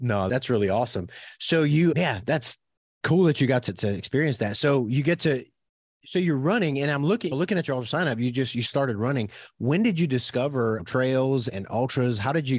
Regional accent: Louisiana, United States; first language French; I'm from South Louisiana. We grew up speaking French

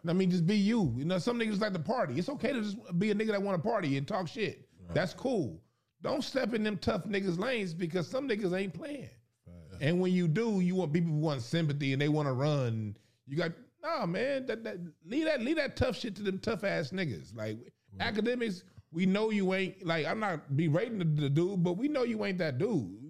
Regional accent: Los Angeles, California, United States; I grew up in South Central LA, them churches

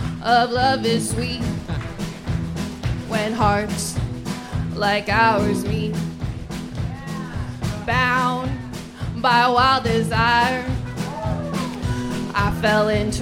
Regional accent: Dallas, Texas, United States; now in Austin, United States; No, I'm from Dallas.

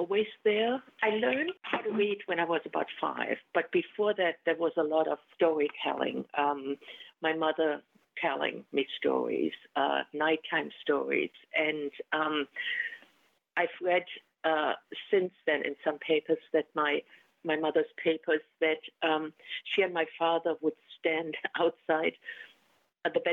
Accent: Germany; first language German; English is a second language; now in United States; When I first arrived in America, I was thinking in German. So everything that I said or wrote in English was a translation. And it was the translation of an early immigrant

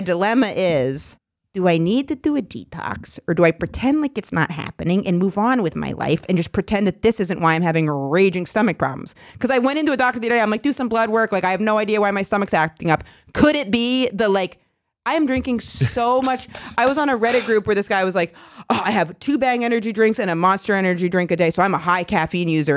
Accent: Maine, United States; moved away; I was from Maine.

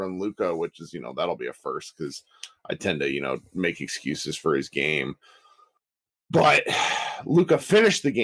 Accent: Kansas City, United States; I was born in Kansas City

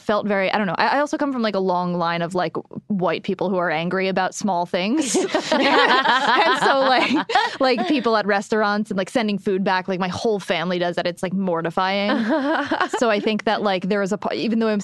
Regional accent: Jersey Shore, New Jersey, United States; now in Los Angeles, United States; I grew up, like, Jersey Shore. Like, I'm from New Jersey

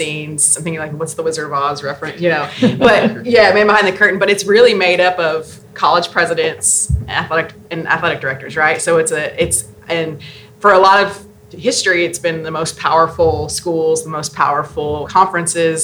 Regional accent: Southeast, United States; I'm from the Southeast

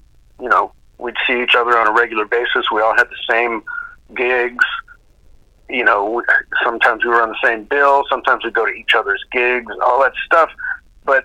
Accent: Duluth, Minnesota, United States; moved away; I was from Duluth, Minnesota

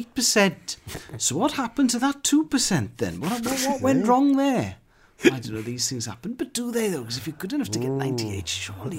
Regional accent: Carmarthen, Wales, United Kingdom; Well, I'm from Carmarthen

